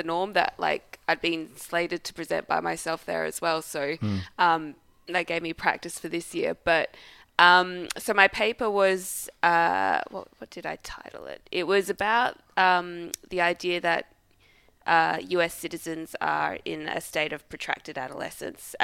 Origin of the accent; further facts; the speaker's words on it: Australia; I am just an Australian